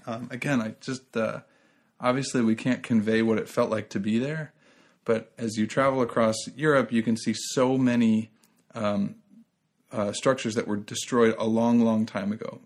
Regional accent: United States; I'm an American

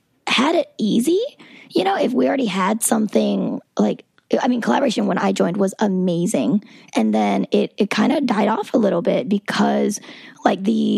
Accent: the South, United States; And there's a reason that I was raised in the South and that I was introduced to politics and in the South

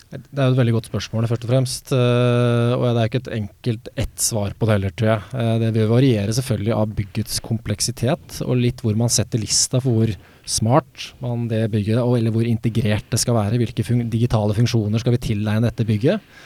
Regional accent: Sandefjord, Vestfold, Norway; moved away; also born or lived in Oslo; Jeg flytta jo fra Oslo hjem til Sandefjord, der jeg er fra, for, for fire år siden

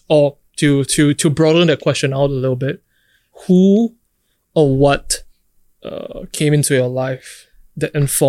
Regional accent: Singapore; growing up in Singapore

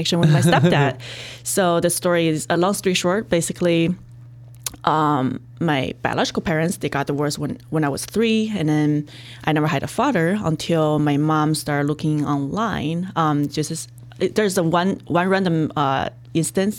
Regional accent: China; moved away; my dad just, you know, flew to China, like where my mom lived, which is like a little far from my hometown, where I lived too

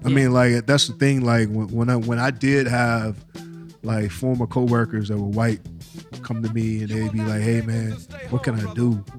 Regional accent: the South, United States; We're from the South, my nigga.

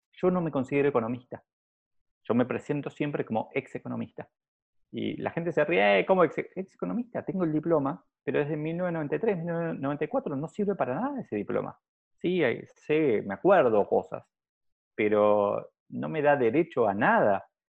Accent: Argentina; yo lo veo acá en Argentina, donde para mí tenemos un nivel de políticos simple, porque como, como argentinos probablemente somos más simples

